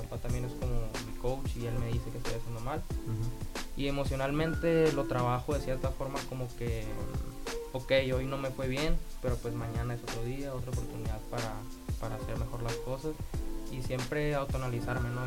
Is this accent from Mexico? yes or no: yes; Navojoa, Sonora, Mexico; also born or lived in Querétaro; soy de Navajo, Sonora